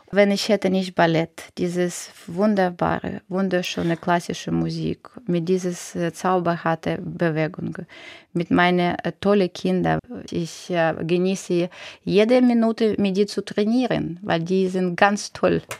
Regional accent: Ukraine; German is a second language; Ich bin verpflichtet, das noch mehr machen, weil ich bin aus der Ukraine selbst, ne?

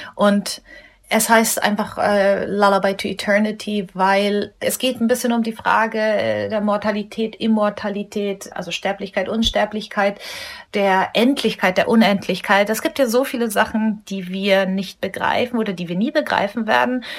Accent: Munich, Bavaria, Germany; Ich bin in Deutschland geboren, hier aufgewachsen, habe nirgendwo anders gelebt

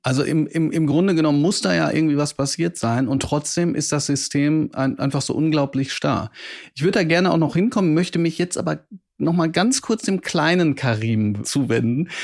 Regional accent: Bochum, North Rhine-Westphalia, Germany; dass ich auch aus Bochum komme

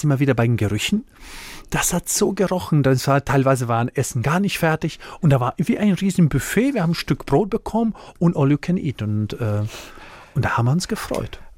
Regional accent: Split, Split-Dalmatia County, Croatia; German is a second language; moved away as an adult; also born or lived in Mannheim, Germany; now in Deidesheim, Germany; Ich komme von einem Vorort von Split in ja. Dalmatien. Mein Papa war in Deutschland, Gastarbeiter. Ich bin in Kroatien äh, groß geworden

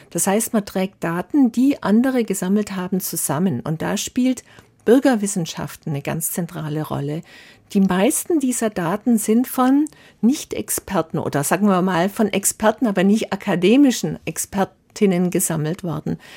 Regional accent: Baden-Württemberg, Germany; Früher auch in meiner Jugend auf der Schwäbischen Alb war die Feldlerche überall verbreitet.

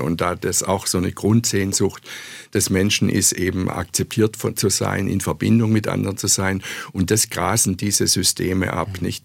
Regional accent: Stuttgart, Baden-Württemberg, Germany; moved away as an adult; also born or lived in Tübingen / Freiburg / New York; Ich bin in Tübingen geboren, da war ich aber nur kurz in meinem Leben, am Anfang meines Lebens und habe aber hier in Stuttgart meine Schulzeit verbracht, meine Gymnasialzeit

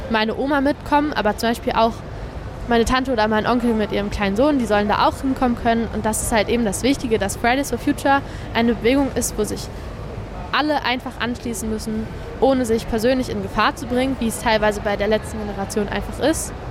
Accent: Germany; Also wir als Deutsche können hier natürlich fordern, dass politische Gefangene freigelassen werden.

